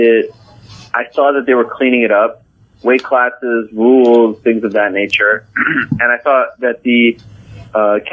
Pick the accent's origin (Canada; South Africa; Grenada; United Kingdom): Canada; Montreal, Quebec; moved away as an adult; also born or lived in Syracuse, New York; The kids that I grew up with in Montreal, and in particular the Montreal Jewish community